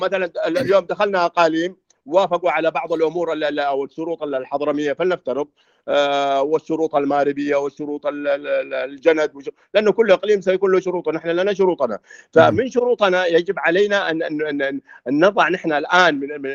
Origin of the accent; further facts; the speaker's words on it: Hadramawt, Yemen; moved away; انا في في في دوعن في عندنا وفي قريتنا نفسها